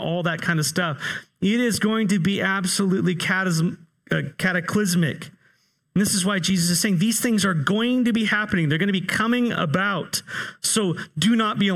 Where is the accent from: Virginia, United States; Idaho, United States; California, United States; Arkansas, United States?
California, United States; moved away; I grew up in California